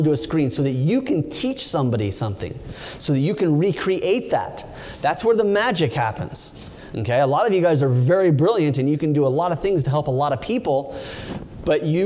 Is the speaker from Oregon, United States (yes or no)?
yes; Oregon, United States; also born or lived in California; I grew up in Oregon